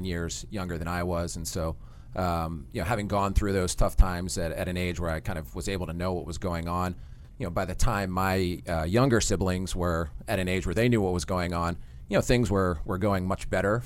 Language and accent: English; Haddonfield, New Jersey, United States; From Haddonfield, New Jersey, small town just over the bridge from Philadelphia